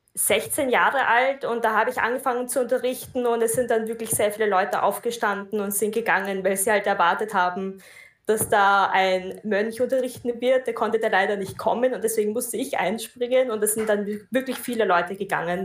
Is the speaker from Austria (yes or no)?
yes; Austria; ich komme aus Österreich